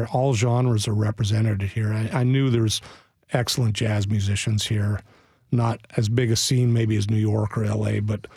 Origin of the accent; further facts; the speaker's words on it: Montreal, Quebec, Canada; now in Nashville, United States; I grew up in Montreal